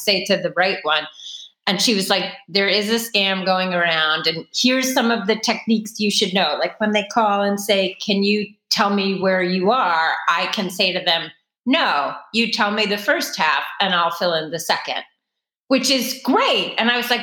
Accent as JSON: {"language": "English", "region": "New York", "country": "United States", "accent": "Brooklyn", "said": "finally the Brooklyn came out before I could help myself."}